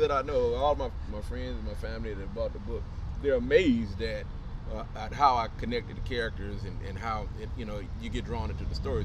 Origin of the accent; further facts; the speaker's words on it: Los Angeles, California, United States; moved away as an adult; now in Atlanta, United States; I'm from Los Angeles. I grew up in L.A.